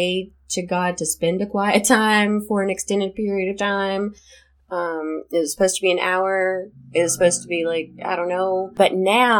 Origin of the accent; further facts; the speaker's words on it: the Bible Belt, United States; growing up in the Bible Belt